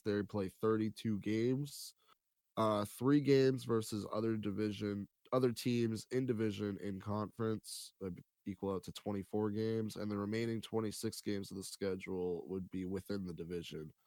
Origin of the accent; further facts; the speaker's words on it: near Worcester, Massachusetts, United States; Worcester, Massachusetts, very close to my hometown